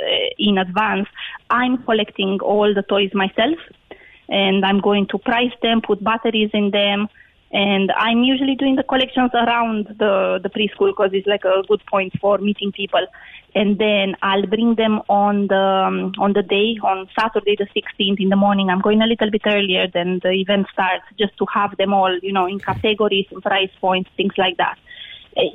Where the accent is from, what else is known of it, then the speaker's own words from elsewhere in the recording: Romania; moved away as an adult; now in Ireland; I've been living in Ireland 17 years, but I'm originally from Romania